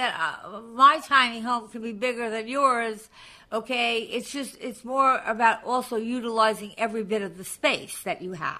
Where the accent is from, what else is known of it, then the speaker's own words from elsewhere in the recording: Long Island, New York, United States; I come from Long Island.